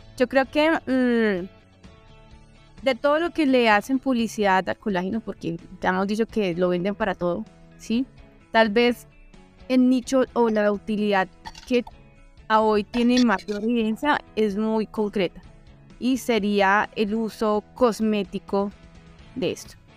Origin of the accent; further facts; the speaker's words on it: southwestern Colombia, Colombia; de donde yo vengo, que es del suroccidente colombiano